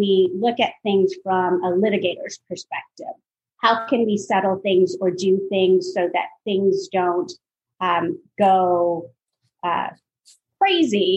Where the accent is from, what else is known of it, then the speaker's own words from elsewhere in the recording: Toronto, Ontario, Canada; also born or lived in Iowa, United States / Miami, Florida, United States; now in Atlanta, United States; I grew up in Toronto, Canada, so it was a very multicultural environment, very diverse environment. And then my family moved down to Atlanta in 1994